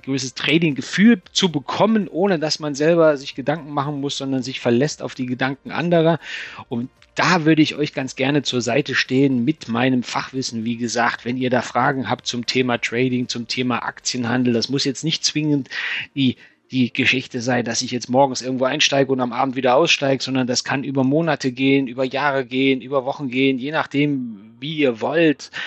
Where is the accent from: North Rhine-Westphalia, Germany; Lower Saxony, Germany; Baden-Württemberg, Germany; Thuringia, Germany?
Thuringia, Germany; moved away as an adult; also born or lived in Stuttgart / Frankfurt am Main; now in Taunus, Germany; als Thüringer Kind, ich bin in Thüringen geboren